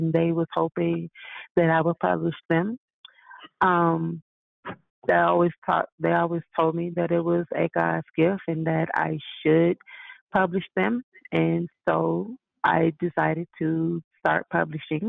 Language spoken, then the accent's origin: English; Tulsa, Oklahoma, United States; now in Colorado, United States; I grew up in Tulsa, Oklahoma